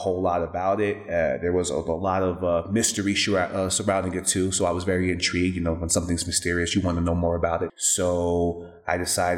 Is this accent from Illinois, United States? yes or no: no; New York, United States; now in Dallas, United States; I'm from New York, and I moved to Dallas, Texas